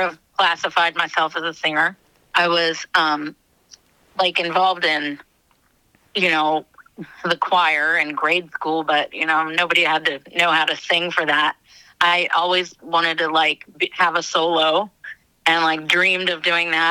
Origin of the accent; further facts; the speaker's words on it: Israel; also born or lived in United States; I was born in Israel, and I've lived there on and off my whole life.